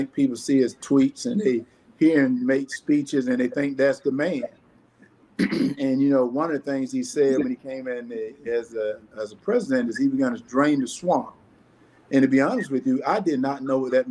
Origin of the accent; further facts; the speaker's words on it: the South, United States; I grew up in the South